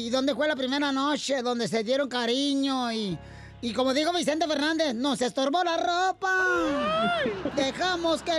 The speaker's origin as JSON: {"language": "Spanish", "country": "Guatemala", "moved": "yes", "said": "yo soy de Guatemala."}